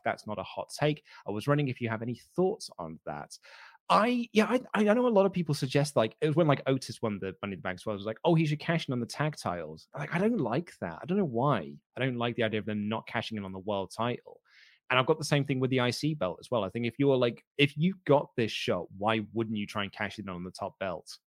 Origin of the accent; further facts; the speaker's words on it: United Kingdom; I'm, I'm British